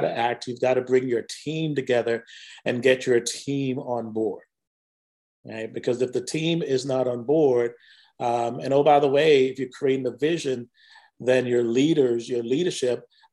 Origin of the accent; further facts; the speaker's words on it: Jamaica; also born or lived in Whiteville, North Carolina; now in United States; I grew up in Jamaica, West Indies.